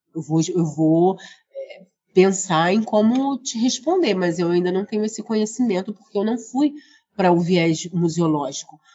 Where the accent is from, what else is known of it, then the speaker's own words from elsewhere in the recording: Rio de Janeiro, Brazil; aqui do Rio de Janeiro, onde eu nasci, moro, trabalho, estudo, atuo